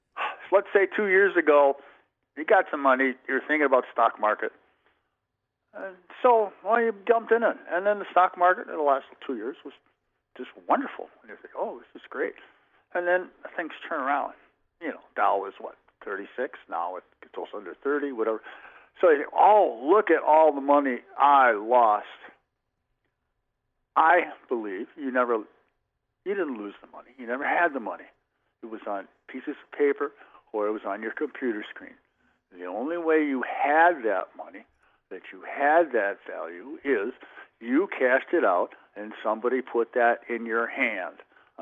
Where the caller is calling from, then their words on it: Plover, Wisconsin, United States; I'm … from Plover.